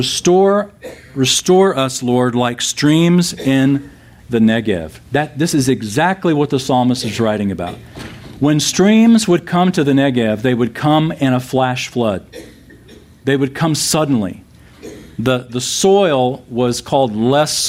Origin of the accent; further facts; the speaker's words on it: San Antonio, Texas, United States; I grew up in San Antonio